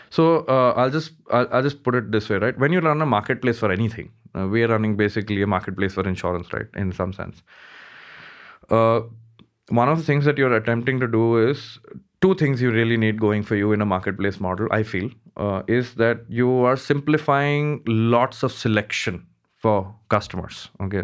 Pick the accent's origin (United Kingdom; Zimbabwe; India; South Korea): India; Mumbai, Maharashtra; I grew up in Bombay, uh, most part of my life, uh, studied there